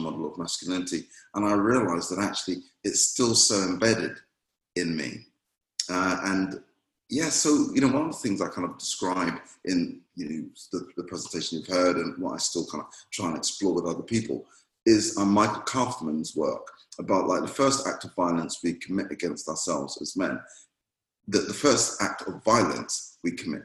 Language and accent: English; Jamaica; moved away; I was playing with some friends at church while I grew up in Jamaica